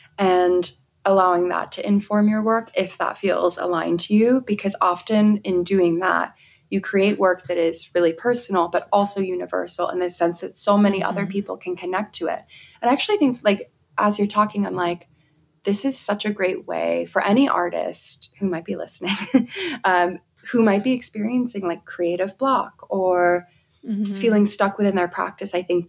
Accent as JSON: {"language": "English", "region": "England", "country": "United Kingdom", "tie": "born or raised there", "said": "personal experiences growing up in England and the countryside."}